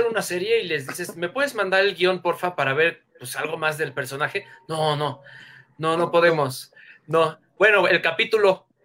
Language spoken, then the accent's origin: Spanish; Mexico